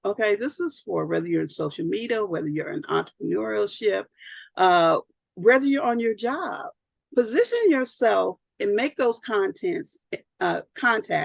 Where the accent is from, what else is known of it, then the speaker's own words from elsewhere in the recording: Southern California, United States; I'm from Southern California